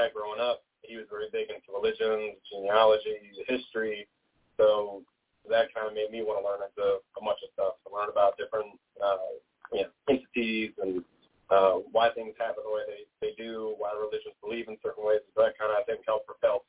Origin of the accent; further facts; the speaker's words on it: Richmond, Virginia, United States; I'm from Richmond, Virginia, my whole life.